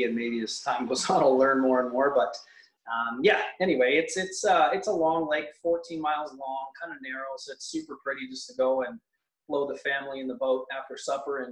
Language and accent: English; Mount Albert, Ontario, Canada; moved away as an adult; also born or lived in Newmarket; now in Lindsay, Canada; I grew up in Mount Albert, went to public school in Mount Albert, and then went to high school in Newmarket.